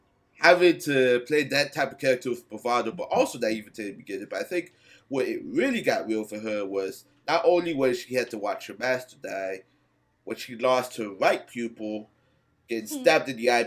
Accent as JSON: {"language": "English", "region": "New Jersey", "country": "United States", "said": "I'm from New Jersey"}